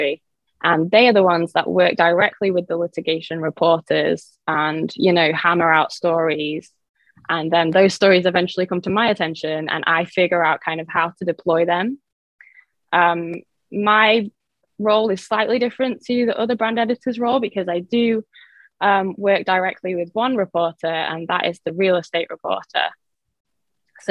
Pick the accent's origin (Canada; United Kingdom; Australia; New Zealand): United Kingdom; England; moved away as an adult; now in South Florida, United States; I am originally from England, by the way, so that's why I have this accent, but I've been based in South Florida for about 11 years now